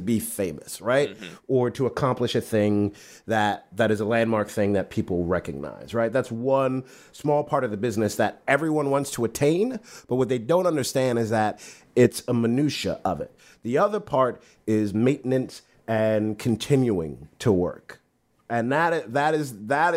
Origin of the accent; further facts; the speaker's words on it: New York City, New York, United States; I'm from Brooklyn.